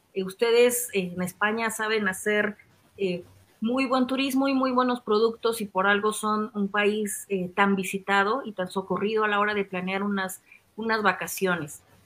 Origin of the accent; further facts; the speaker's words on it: Mexico; nosotros como mexicanos viajamos mucho